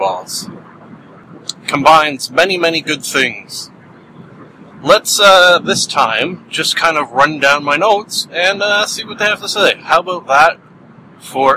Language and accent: English; Canada; being a Canadian